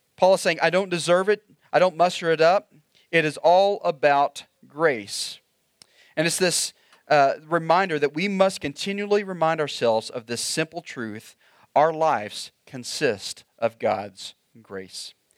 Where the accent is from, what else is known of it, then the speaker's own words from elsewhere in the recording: Oklahoma, United States; moved away; I grew up in Oklahoma